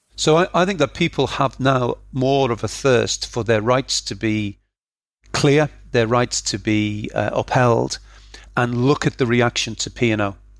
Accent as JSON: {"language": "English", "town": "Liverpool", "region": "North West England", "country": "United Kingdom", "tie": "born or raised there", "said": "I grew up in Liverpool"}